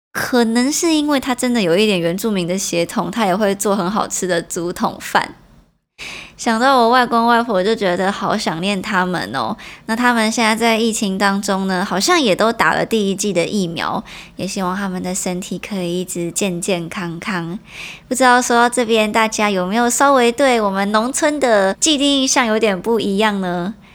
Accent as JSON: {"language": "Chinese", "town": "Nanzhuang", "region": "Miaoli County", "country": "Taiwan", "tie": "born or raised there", "said": "我小时候在客家庄所发生的一些回忆。但是上一次讲的呢，是我南庄的爷爷奶奶那边的一些事情。今天要跟大家说的是我在南庄的旁边有另外一个小村庄，叫做甜美，它是我的外公外婆所住的一个地方"}